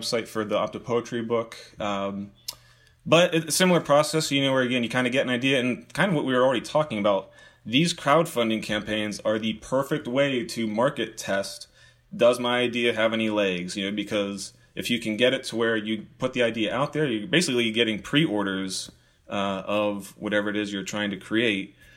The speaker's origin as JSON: {"language": "English", "town": "Pittsburgh", "region": "Pennsylvania", "country": "United States", "tie": "born or raised there", "moved": "yes", "said": "I grew up in Pittsburgh"}